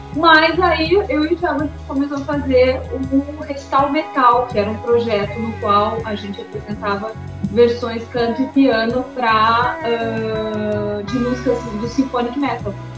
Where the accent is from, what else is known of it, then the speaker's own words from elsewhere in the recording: Rio Grande do Sul, Brazil; moved away as an adult; now in Florianópolis, Brazil; Eu sou natural do Rio Grande do Sul